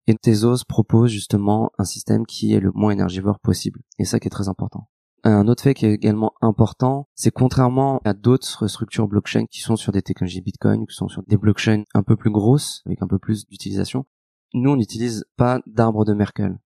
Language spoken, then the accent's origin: French; Lyon, Auvergne-Rhône-Alpes, France; je suis lyonnais euh, d'origine.